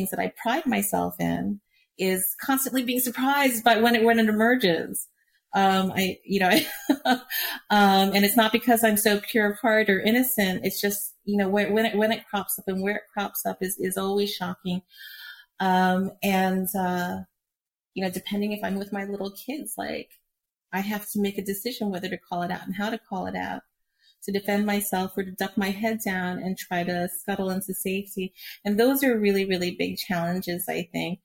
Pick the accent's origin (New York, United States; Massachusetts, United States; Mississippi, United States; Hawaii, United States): Hawaii, United States; moved away; I grew up in Hawaii